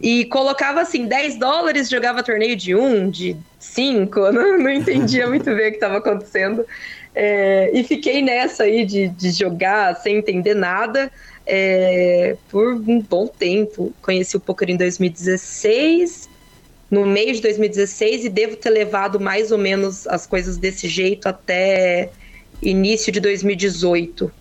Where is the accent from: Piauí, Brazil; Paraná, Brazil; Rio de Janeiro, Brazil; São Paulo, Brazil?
São Paulo, Brazil; Ourinhos; Eu sou de Ourinhos, interior de São Paulo